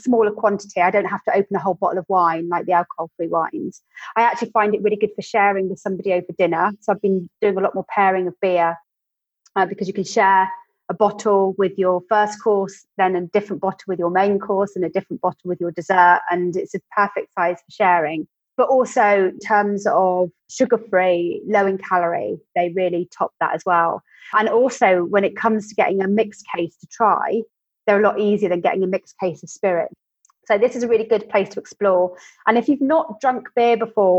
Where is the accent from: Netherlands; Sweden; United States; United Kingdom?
United Kingdom; West Country, South West England; I'm from the West Country